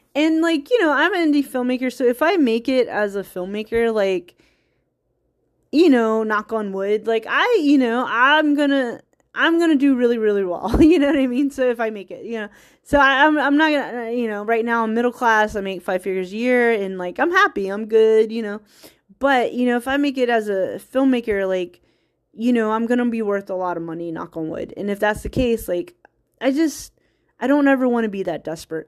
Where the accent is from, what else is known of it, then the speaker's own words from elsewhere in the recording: United States; I'm American who predominantly Scottish heritage